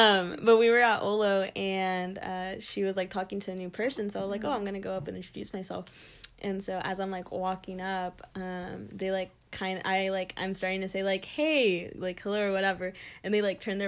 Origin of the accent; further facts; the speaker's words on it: Moulton, Texas, United States; So I'm from a little town called Moulton, Texas. Super tiny.